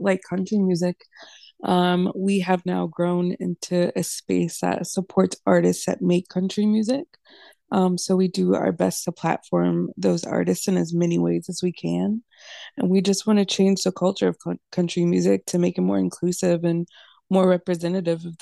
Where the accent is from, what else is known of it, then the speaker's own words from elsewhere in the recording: Virginia, United States; moved away as an adult; now in Nashville, United States; I'm from Virginia